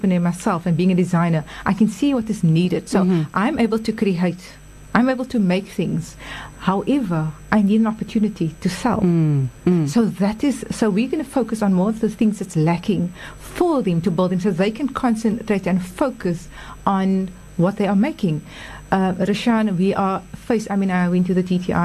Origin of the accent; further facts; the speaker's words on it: South Africa; So we're South African